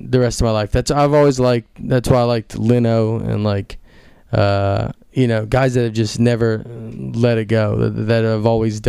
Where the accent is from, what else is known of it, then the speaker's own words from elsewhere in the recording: Nashville, Tennessee, United States; moved away; also born or lived in Chicago / New York; I moved there first. I'm from Nashville.